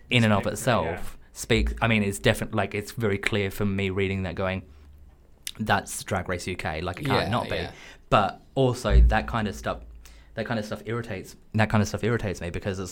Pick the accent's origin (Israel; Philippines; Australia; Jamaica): Australia; now in London, United Kingdom; I'm Australian